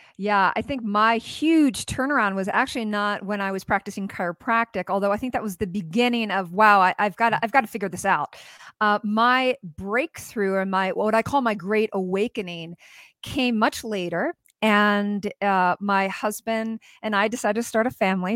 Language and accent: English; United States; as an American woman